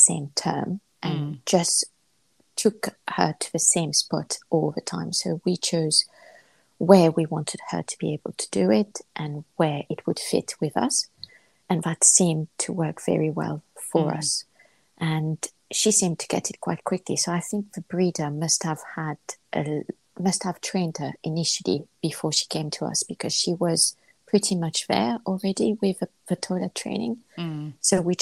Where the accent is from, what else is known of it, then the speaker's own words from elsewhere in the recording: Mauritius; moved away; I'm from Mauritius